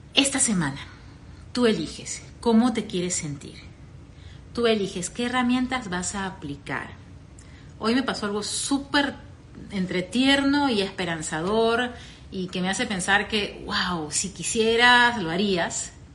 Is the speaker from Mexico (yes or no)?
no; Peru; moved away as an adult; also born or lived in Venezuela; now in United States; mi país, Perú